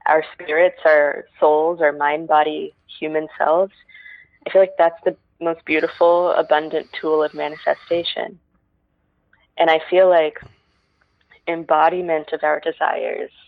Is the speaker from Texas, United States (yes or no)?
yes; Texas, United States; now in Los Angeles, United States; growing up in Texas